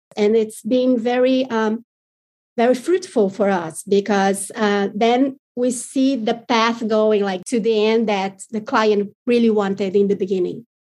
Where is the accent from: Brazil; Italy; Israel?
Brazil; we are very different from the American market